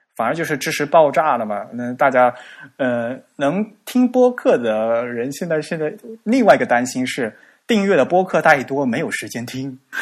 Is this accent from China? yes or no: yes; China; 我们中国人的特点